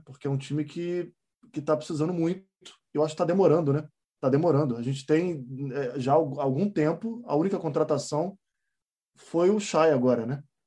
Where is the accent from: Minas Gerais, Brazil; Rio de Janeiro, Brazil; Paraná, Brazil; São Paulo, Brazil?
Rio de Janeiro, Brazil; Niterói; eu sou de Niterói. Então, eu, pô, moleque, eu fazia escolinha de futebol do Túlio Maravilha.